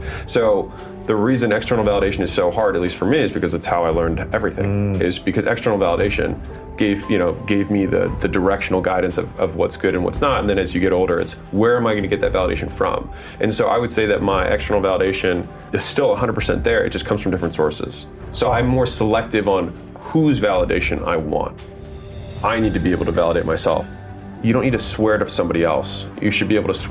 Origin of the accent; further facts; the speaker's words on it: United States; I was born in America